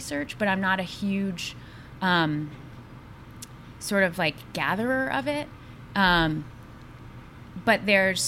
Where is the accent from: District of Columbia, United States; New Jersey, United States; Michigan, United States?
District of Columbia, United States; Washington; I grew up in Washington, D.C.